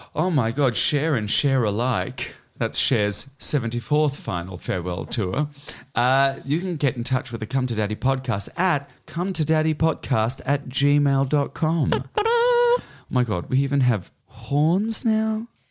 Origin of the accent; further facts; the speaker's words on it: Australia; moved away; I was raised in Australia, uh, and now I live out of six suitcases